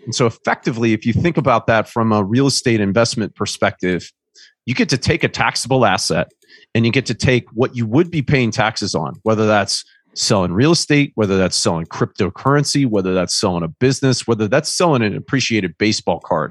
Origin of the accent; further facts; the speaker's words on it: Indiana, United States; moved away as an adult; also born or lived in Charlotte, North Carolina; I grew up in Indiana